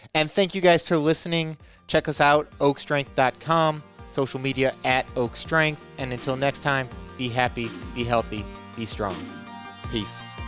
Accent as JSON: {"language": "English", "region": "Illinois", "country": "United States", "tie": "born or raised there", "also_born_or_lived": "Indiana / Portland, Oregon", "moved": "as an adult", "lives_now": "Rockford, United States", "said": "I grew up in Illinois"}